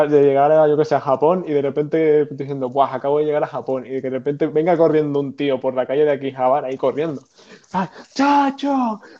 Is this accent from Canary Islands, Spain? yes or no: yes; Canary Islands, Spain; no, soy canario, que es mejor todavía.